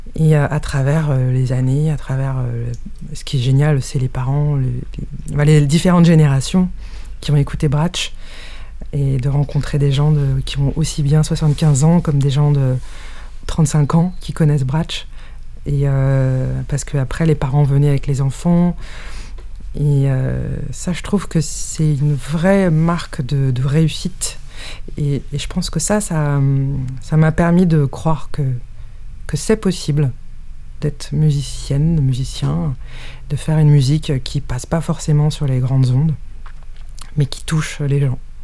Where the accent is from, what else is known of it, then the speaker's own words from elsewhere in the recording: France; moi, je suis né en France